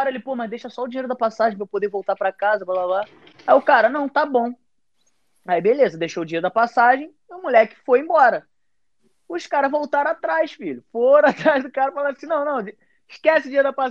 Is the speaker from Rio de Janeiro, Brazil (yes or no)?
yes; Mesquita, Rio de Janeiro, Brazil; a gente, é, a gente é de Mesquita, né?